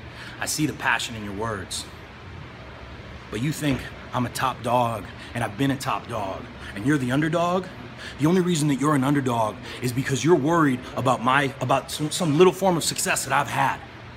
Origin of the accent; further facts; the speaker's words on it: Cleveland, Ohio, United States; I grew up in Cleveland, Ohio, poor, watching my dad kill himself every day, providing for our family.